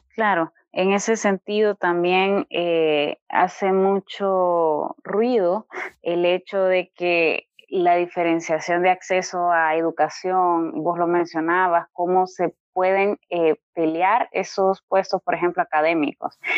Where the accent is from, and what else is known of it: Honduras